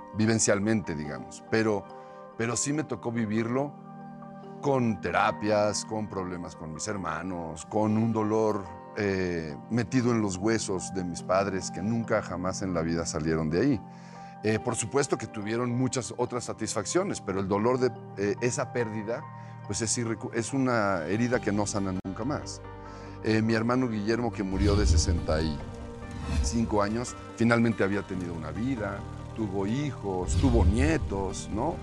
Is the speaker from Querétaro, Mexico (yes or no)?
no; Mexico City, Mexico; also born or lived in Coyoacán, Mexico City; toda mi vida vivía en la colonia del Valle